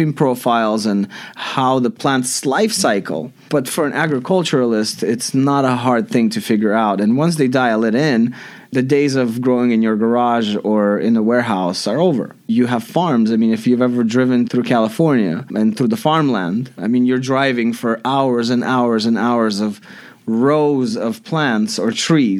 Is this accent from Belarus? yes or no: yes; Belarus; moved away; It pays homage to our Russian heritage. We're from Belarus.